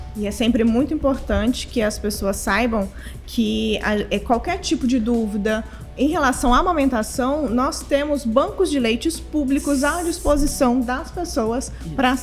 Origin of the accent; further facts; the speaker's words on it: Brazil; nós, enquanto brasileiros